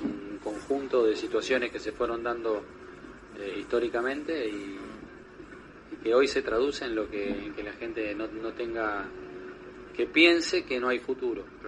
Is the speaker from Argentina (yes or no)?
yes; Argentina; soy argentino